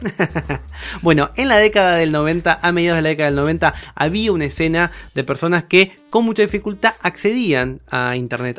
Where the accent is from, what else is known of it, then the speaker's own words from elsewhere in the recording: Campana, Buenos Aires Province, Argentina; yo soy de Campana, de la ciudad de, de la provincia de Buenos Aires, la ciudad de Campana